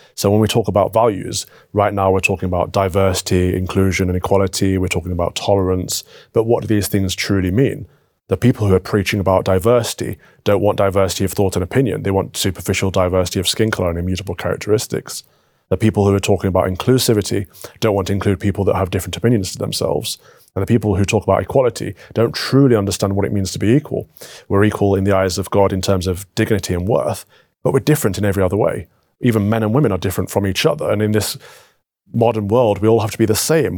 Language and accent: English; United Kingdom; Northern Ireland, England, Scotland, Wales, under the United Kingdom, we have a shared culture